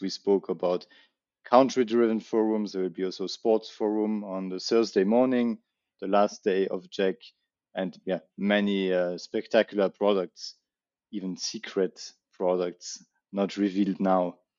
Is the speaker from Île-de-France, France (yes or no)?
yes; Paris, Île-de-France, France; we have the Olympic Games in my hometown this uh, summer